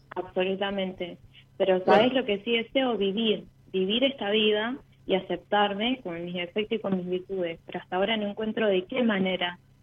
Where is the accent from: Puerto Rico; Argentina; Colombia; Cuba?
Argentina; Venado Tuerto, Santa Fe; born or raised there; also born or lived in Santa María, Catamarca